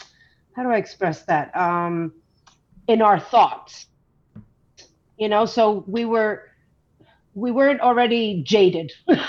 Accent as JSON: {"language": "English", "town": "North Bergen", "region": "New Jersey", "country": "United States", "tie": "born or raised there", "moved": "as an adult", "lives_now": "St. Louis, United States", "said": "I live 1,000 miles away from my hometown."}